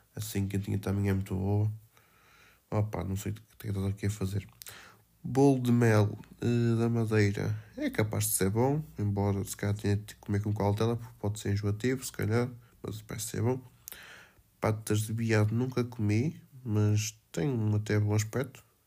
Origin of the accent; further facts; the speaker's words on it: Felgueiras, Norte, Portugal; Cavacas de Margarido, pá. Da minha terra